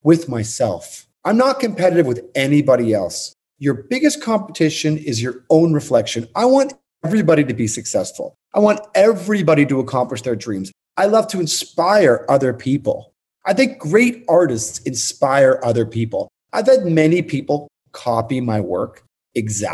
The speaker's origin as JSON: {"language": "English", "town": "Toronto", "region": "Ontario", "country": "Canada", "tie": "born or raised there", "moved": "as an adult", "lives_now": "New York, United States", "said": "I'm originally from Toronto. And I moved to New York in 1994"}